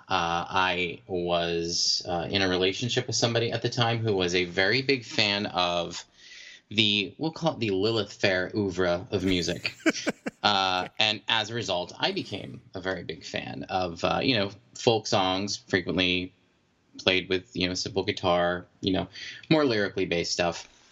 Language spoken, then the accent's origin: English; Maine, United States; I'm from Maine.